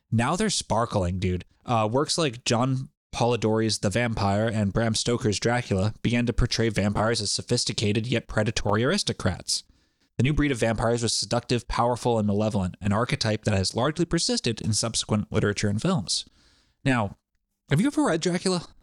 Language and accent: English; Rhode Island, United States; it was mostly my home state of Rhode Island